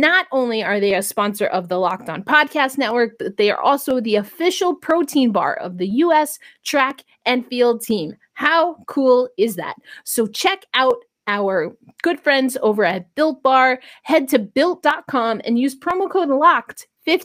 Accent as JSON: {"language": "English", "town": "New York City", "region": "New York", "country": "United States", "said": "I'm from New York"}